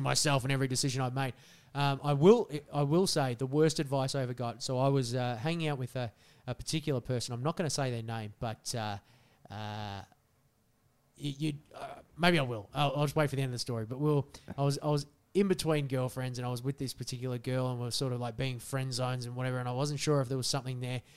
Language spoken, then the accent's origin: English; Australia; we're Australian